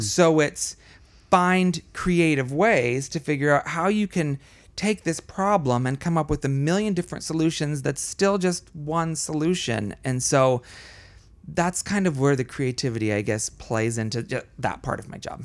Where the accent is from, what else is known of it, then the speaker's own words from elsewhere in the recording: Florida, United States; also born or lived in Colombia; in second grade or so, we moved to Florida. And so I grew up mostly in Florida